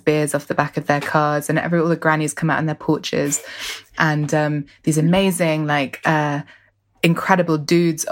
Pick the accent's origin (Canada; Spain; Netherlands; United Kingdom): United Kingdom; London; I grew up in West London, and I grew up sort of participating in Notting Hill Carnival as a child